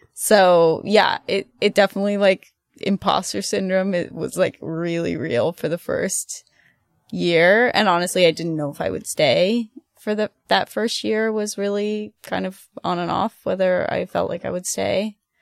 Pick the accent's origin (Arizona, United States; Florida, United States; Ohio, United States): Ohio, United States; moved away as an adult; also born or lived in Athens, Ohio / Germany; now in Boston, United States; I'm from Ohio. Uh, I'm a Midwestern girl at heart